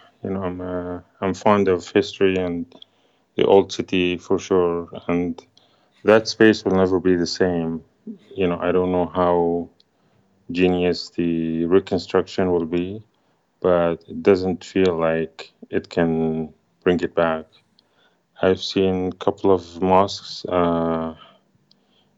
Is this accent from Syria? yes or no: yes; Syria; moved away; it was just happy to be in my hometown